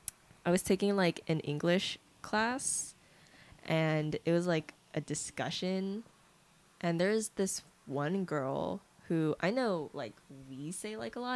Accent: California, United States; because we're Californian

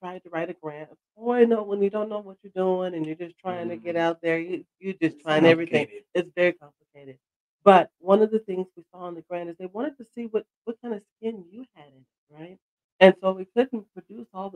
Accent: Seattle, Washington, United States; now in Philadelphia, United States; I'm not originally from this area. So I came from Seattle, Washington

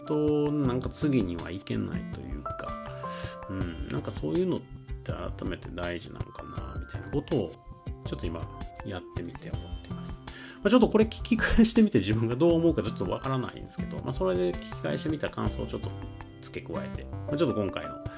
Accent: Kyoto, Japan; accent: Kansai dialect; first language Kansai dialect; moved away; 僕はですねあの生まれが京都なので実は関西弁っていうのがまあ母語というかもともと生まれた時のまリズム感である

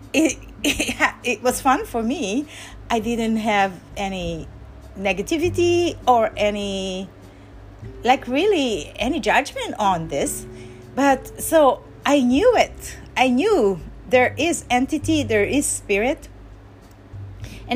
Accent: Parañaque, Metro Manila, Philippines; moved away; I grew up when I was a child, I grew up in Parañaque, in Manila

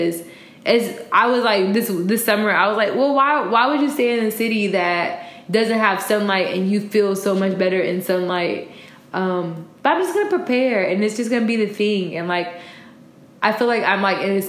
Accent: Chicago, Illinois, United States; also born or lived in Florida; how much Chicagoans appreciate summer

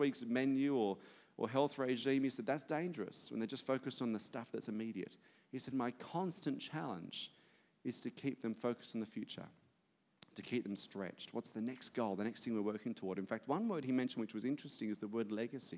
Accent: Australia; as an Aussie

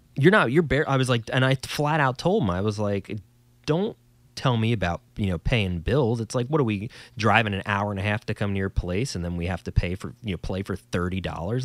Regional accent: New Jersey, United States; us in old New Jersey, if you couldn't tell by my accent, that's where I'm from

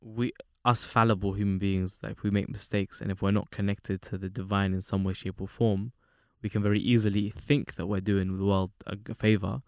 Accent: London, United Kingdom; me growing up in London

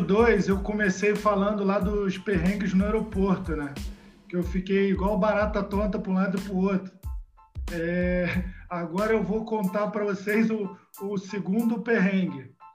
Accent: Brazil; moved away as an adult; also born or lived in China

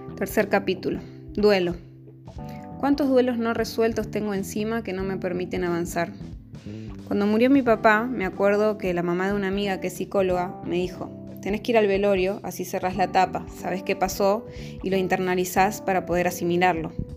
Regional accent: Buenos Aires, Argentina; moved away as an adult; Tengo 32 años, nací en Buenos Aires y soy la menor de cuatro hermanos

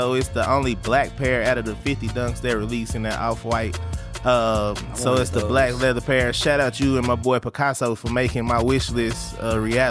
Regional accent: Dallas, Texas, United States; growing up in Dallas

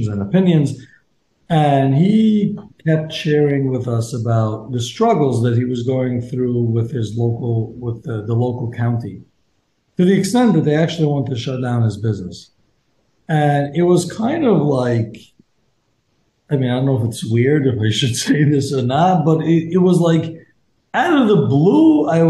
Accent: New York City, New York, United States; I was born and raised here in Borough Park, went to Hasidic Yeshiva, just like everyone else

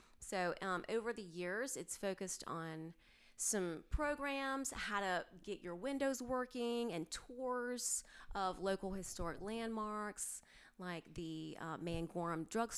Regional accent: Greensboro, North Carolina, United States; also born or lived in New Jersey / Georgia / Miami / Colorado; I was living in New Jersey, and that was awful. But yeah, I've lived all over, but I'm originally from Greensboro, Burlington, that kind of area. I've lived all over the state.

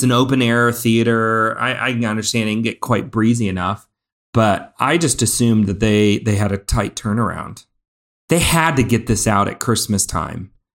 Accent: Midwest, United States; As a Midwesterner, I'm just like, aw, bless your hearts. You think it's cold.

